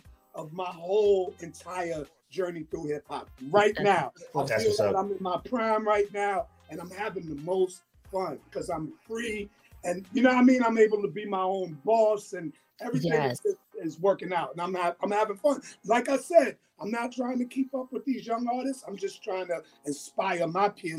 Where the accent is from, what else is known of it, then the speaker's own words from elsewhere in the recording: New York City, New York, United States; where I grew up in Laurelton